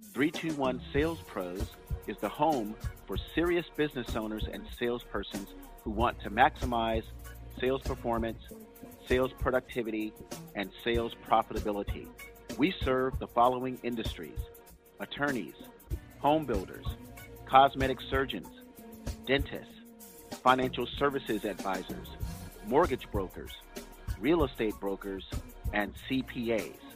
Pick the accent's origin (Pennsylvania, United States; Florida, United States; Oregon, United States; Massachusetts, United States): Florida, United States; now in San Francisco, United States; I was born in Florida, down in actually Miami and the Tampa area